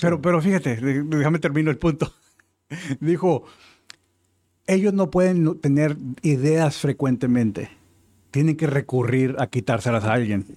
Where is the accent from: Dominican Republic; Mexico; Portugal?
Mexico; moved away as an adult; now in United States; yo crecí en México